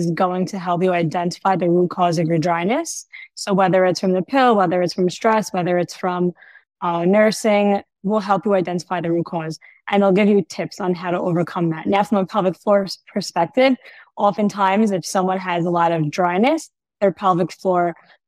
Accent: New York City, New York, United States; now in Ra'anana, Israel; I'm originally from New York

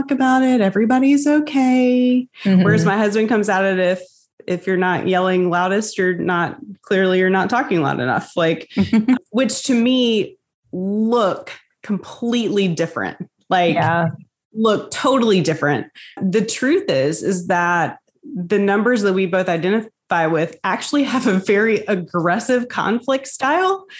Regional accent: the South, United States; growing up in the South

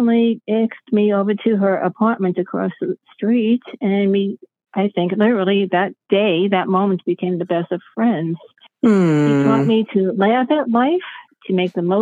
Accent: New York City, New York, United States; now in upstate New York, United States; I was born in Brooklyn, New York. I live in upstate New York

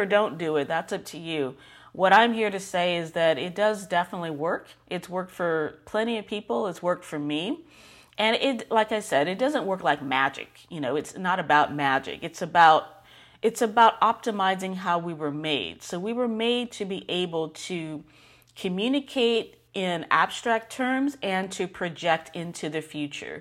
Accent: California, United States; moved away as an adult; now in Texas, United States; I'm originally from California

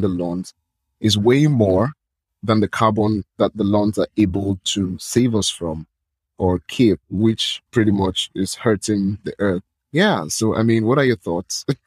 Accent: Nigeria; I'm from Nigeria.

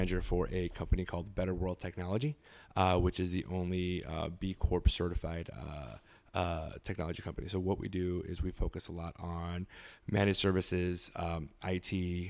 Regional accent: San Diego, California, United States; also born or lived in Tulsa; So growing up in San Diego and growing up in Tulsa, and in San Diego, we obviously never lost that component of the Spanishness in my household.

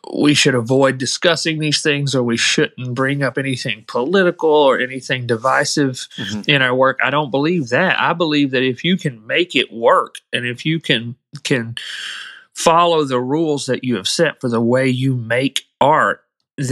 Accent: Muscle Shoals, Alabama, United States; I grew up in Muscle Shoals

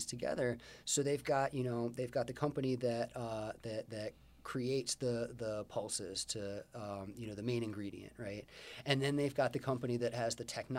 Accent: Baltimore, Maryland, United States; I'm from Baltimore.

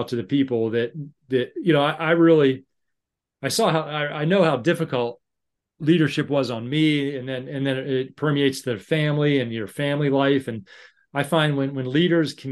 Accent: Pittsburgh, Pennsylvania, United States; moved away as an adult; now in United Kingdom; I'm from Pittsburgh

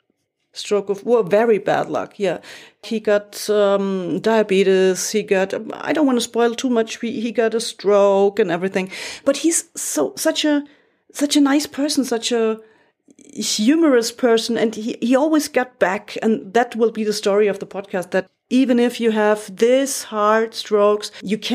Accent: Munich, Bavaria, Germany; English is a second language; also born or lived in Frankfurt am Main, Germany / Berlin, Germany / Ottobrunn, Germany; I was born and raised in Munich

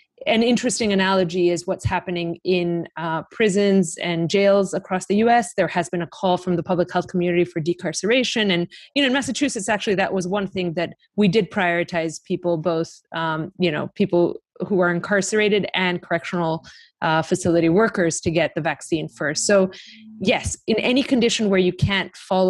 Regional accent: Greece; I'm from Greece.

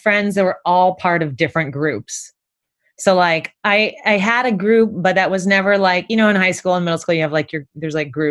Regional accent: Concord, California, United States; moved away as an adult; also born or lived in Portland, Oregon / Walnut Creek, California / Santa Barbara, California; now in New York City, United States; I was born in Portland, Oregon, but when I was three, I moved to the Bay Area. So I grew up in Concord and Walnut Creek, which is in the Bay, East Bay.

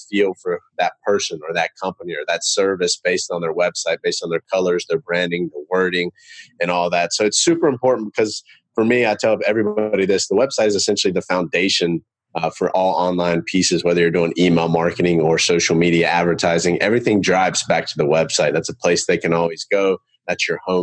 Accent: Charlotte, North Carolina, United States; I'm from Charlotte, North Carolina

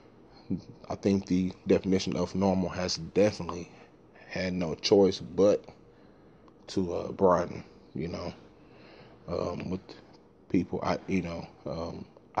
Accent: Dallas, Texas, United States; I'm from South Dallas, Texas

